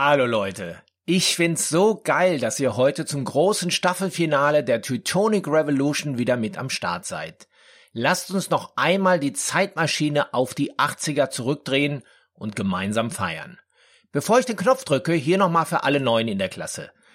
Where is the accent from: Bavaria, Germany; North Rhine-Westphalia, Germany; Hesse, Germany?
North Rhine-Westphalia, Germany; Dortmund; ich bin ja in Dortmund groß geworden, im tiefsten Ruhrgebiet